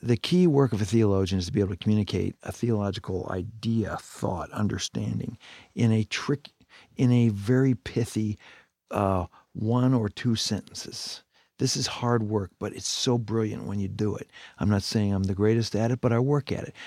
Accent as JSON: {"language": "English", "country": "Canada", "tie": "born or raised there", "moved": "yes", "said": "I grew up in Canada"}